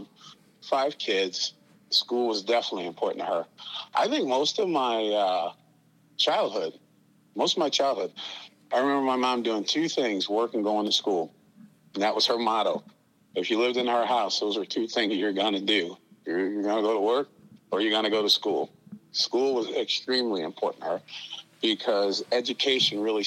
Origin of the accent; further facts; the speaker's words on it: St. Louis, Missouri, United States; I grew up in St. Louis City, actually the, Darce Webbe housing project in 1968